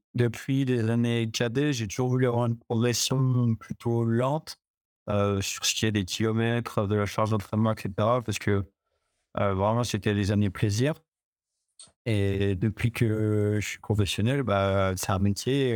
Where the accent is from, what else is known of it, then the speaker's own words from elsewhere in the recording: Chambéry, Auvergne-Rhône-Alpes, France; je viens de Chambéry, je suis savoyard. Bah, j'ai toujours été à Chambéry